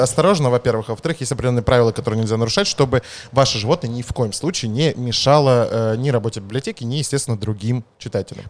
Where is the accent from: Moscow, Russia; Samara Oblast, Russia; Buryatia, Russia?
Moscow, Russia; accent: Leningrad phonetic school; я как будто бы москвич. На самом деле я москвич